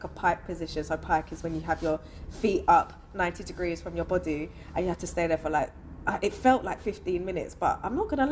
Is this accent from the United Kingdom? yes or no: yes; London, United Kingdom; also born or lived in Ingatestone, Essex; I was born in London, but I went to secondary school in Essex in Ingatestone.